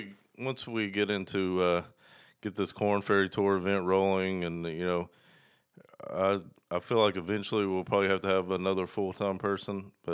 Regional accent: Dandridge, Tennessee, United States; So I grew up in East Tennessee, small town Dandridge. It's right outside Knoxville.

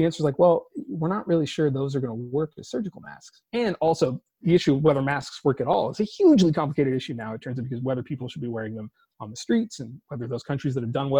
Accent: California, United States; I'm a Californian by birth and upbringing

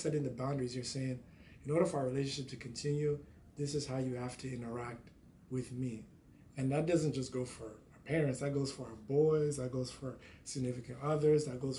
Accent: Nigeria; we're both Nigerian.

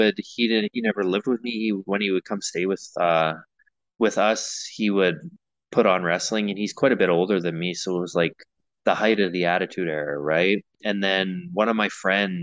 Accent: Manitoba, Canada; moved away as an adult; also born or lived in British Columbia / Saskatchewan; I was born in BC and I grew up in Manitoba

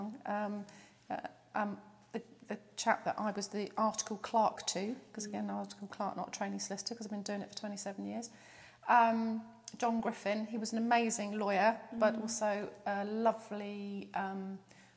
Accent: Portsmouth, South East England, United Kingdom; I absolutely adore Portsmouth. I was born in St Mary's Hospital

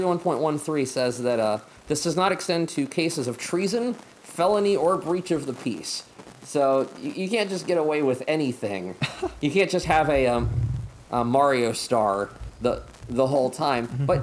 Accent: Pennsylvania, United States; also born or lived in Montgomery, Alabama; now in Seattle, United States; the house I grew up in Pennsylvania didn't have indoor plumbing until the 1950s, so they had an outhouse.

